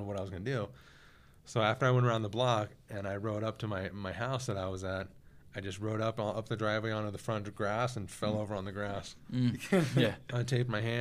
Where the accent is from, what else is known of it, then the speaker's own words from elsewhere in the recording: Elk Grove, California, United States; I was just living back at home in Elk Grove, California